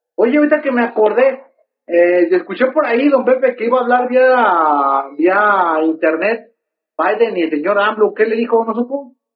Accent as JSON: {"language": "Spanish", "country": "Mexico"}